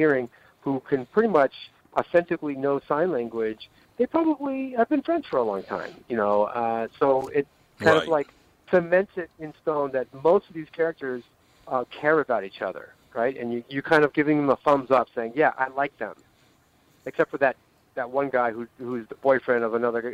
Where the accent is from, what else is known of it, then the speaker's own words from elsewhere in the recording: Los Angeles, California, United States; now in New York, United States; I was raised in L.A. and I left